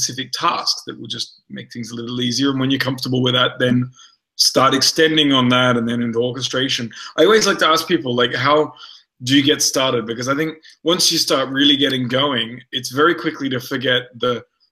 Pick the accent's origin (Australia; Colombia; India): Australia; Adelaide, South Australia; now in California, United States; we're both from Adelaide